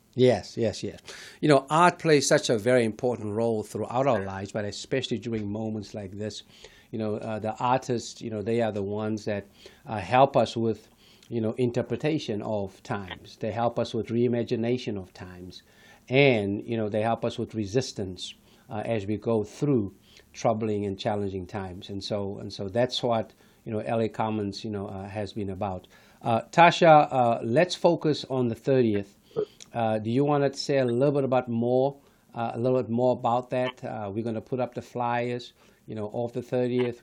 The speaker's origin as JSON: {"language": "English", "town": "Johannesburg", "region": "Gauteng", "country": "South Africa", "tie": "born or raised there", "moved": "yes", "lives_now": "United States", "said": "born and raised in South Africa"}